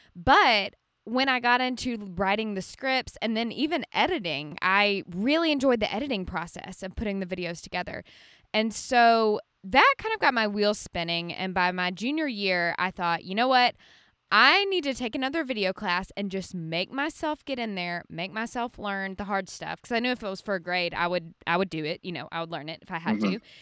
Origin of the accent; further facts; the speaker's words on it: Birmingham, Alabama, United States; now in Franklin, United States; I love Birmingham. I'm from there too